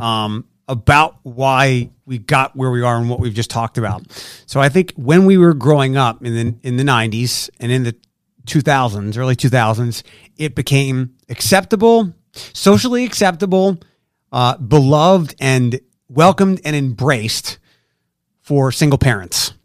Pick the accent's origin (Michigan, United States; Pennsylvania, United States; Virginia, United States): Pennsylvania, United States; Philadelphia; moved away as an adult; also born or lived in Detroit; now in Toledo, United States; I'm from Philadelphia